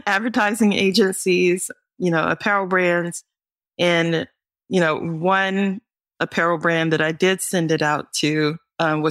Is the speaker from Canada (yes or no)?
no; North Carolina, United States; I'm from North Carolina.